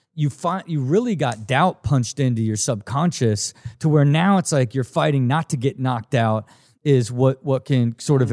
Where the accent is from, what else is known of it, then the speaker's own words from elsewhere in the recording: Dayton, Ohio, United States; I grew up in Ohio